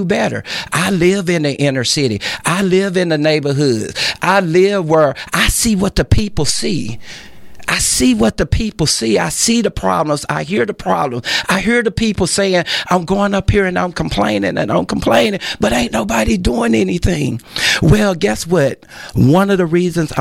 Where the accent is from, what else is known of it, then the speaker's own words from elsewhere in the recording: Texarkana, United States; moved away as an adult; I was born and raised in Texarkana.